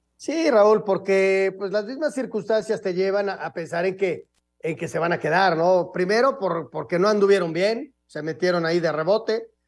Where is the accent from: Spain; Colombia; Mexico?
Mexico; Yo soy mexicano